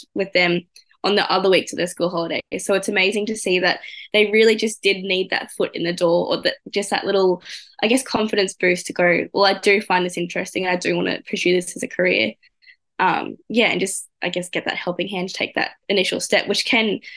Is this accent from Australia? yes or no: yes; Emerald, Queensland, Australia; growing up in Emerald, I knew a lot of them